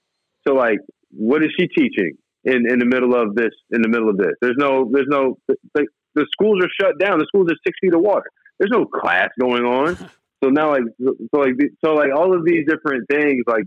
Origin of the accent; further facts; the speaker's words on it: Mandeville, Louisiana, United States; also born or lived in New Orleans, United States / Michigan, United States; now in Los Angeles, United States; I was born in New Orleans. I went to school in the city, but I lived in a small town called Mandeville